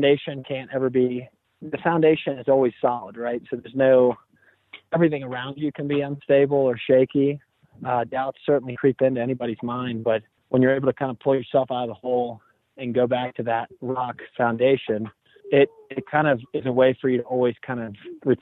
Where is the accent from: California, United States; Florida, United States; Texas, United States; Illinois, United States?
Texas, United States; Houston; moved away as an adult; now in New Orleans, United States; I'm from Houston originally, so being in New Orleans has really been nice to be close to home